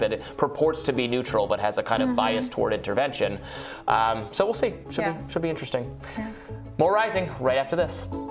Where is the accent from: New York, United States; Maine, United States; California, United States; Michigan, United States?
Michigan, United States; moved away; I'm from Michigan originally